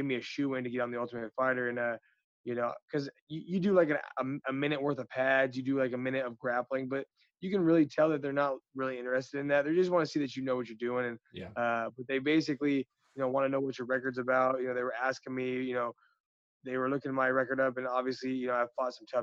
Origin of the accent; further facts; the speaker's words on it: Seattle, Washington, United States; also born or lived in Yakima, Washington; I actually was born in Seattle and then spent my first 11 years over there and then moved to Yakima